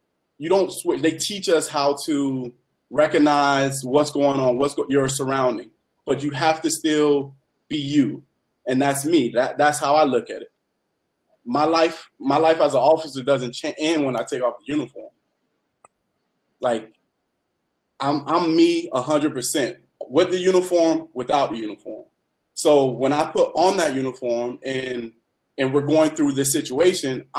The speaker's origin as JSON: {"language": "English", "town": "Miami", "region": "Florida", "country": "United States", "tie": "born or raised there", "moved": "yes", "said": "I was raised in Little Haiti"}